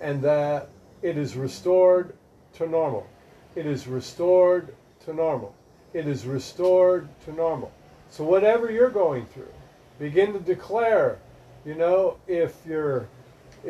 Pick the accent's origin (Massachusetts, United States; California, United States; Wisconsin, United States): Wisconsin, United States; Milwaukee; now in Florida, United States; I grew up in Milwaukee